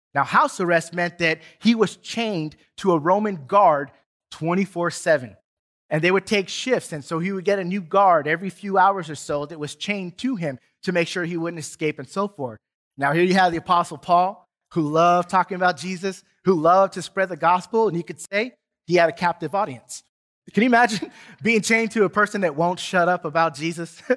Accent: San Diego, California, United States; now in Duncanville, United States; growing up in San Diego

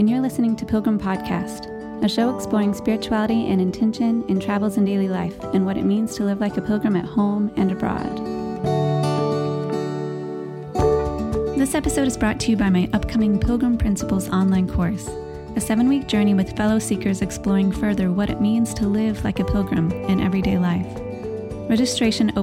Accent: Bolivar, Missouri, United States; also born or lived in Springfield, Missouri; my hometown of Bolivar, Missouri, where I grew up.

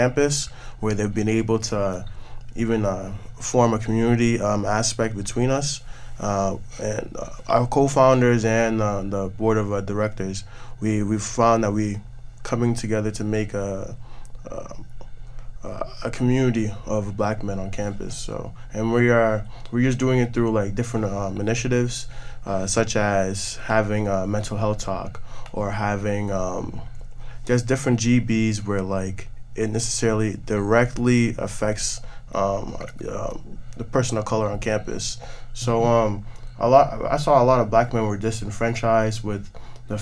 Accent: Ghana; me coming as a Ghanaian freshman last year

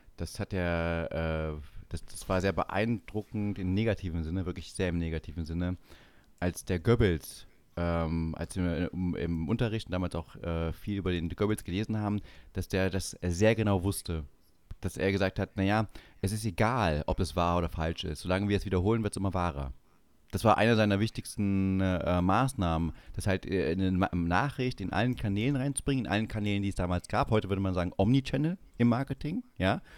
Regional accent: Saxony-Anhalt, Germany; moved away; also born or lived in Bavaria; jetzt in Sachsen-Anhalt, wo ich aufgewachsen bin

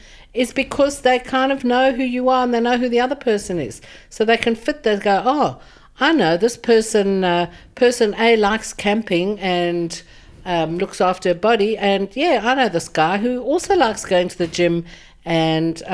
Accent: Johannesburg, Gauteng, South Africa; I'm originally from South Africa, from Johannesburg. I was born 64 years ago to fabulous parents

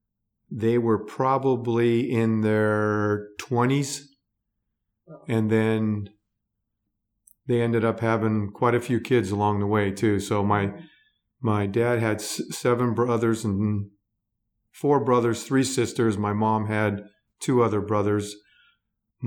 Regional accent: Los Angeles, California, United States; moved away as an adult; now in Arizona, United States; we were born and raised in Southern California in the San Fernando Valley.

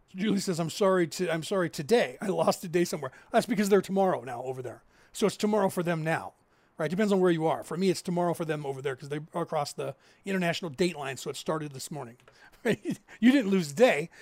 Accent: California, United States; we grew up in California.

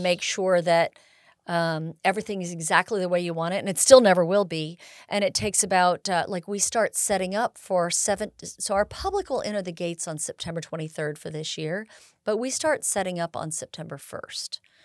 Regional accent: Bay Area, California, United States; moved away as an adult; also born or lived in Sierra foothills, California; I was born in the Bay Area, and, uh, and migrated up to this area after my parents retired

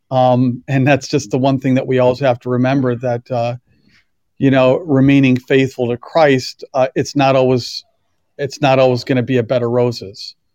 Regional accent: Wisconsin, United States; also born or lived in Philadelphia; now in Western New York, United States; I grew up in Wisconsin

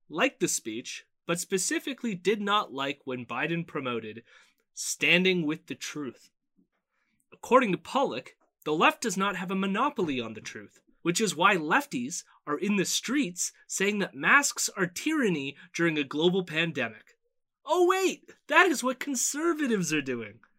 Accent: Canada; also born or lived in Toronto; I'm just a Canadian up here

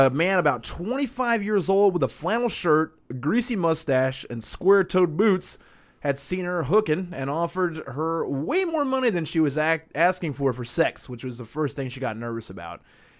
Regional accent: Chicago, Illinois, United States; accent: Chicago; But yeah, that's where my Chicago accent comes from, is that guy laying on the ground.

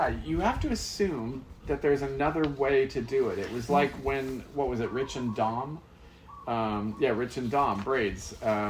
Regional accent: San Diego, California, United States; I grew up in San Diego

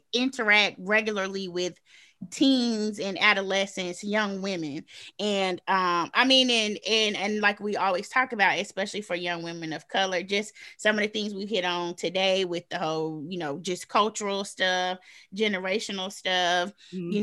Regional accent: the South, United States; I'm from the South

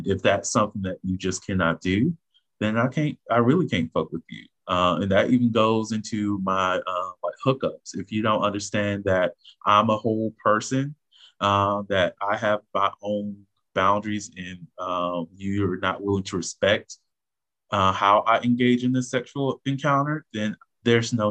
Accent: Augusta, Georgia, United States; we are some hoes from Augusta

